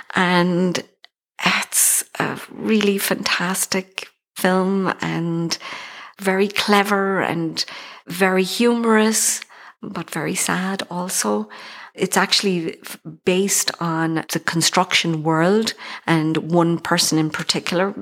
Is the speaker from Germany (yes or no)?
no; Ireland; accent: Irish; moved away as an adult; also born or lived in Birmingham, England / Queens, New York / Riverdale, New York; now in New York, United States; i still think i have my irish accent i don't think it's gone yet